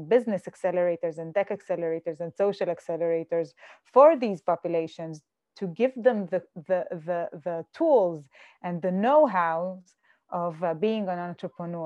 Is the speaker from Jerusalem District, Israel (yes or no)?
no; Jaffa, Tel Aviv District, Israel; Jaffa, I am from Jaffa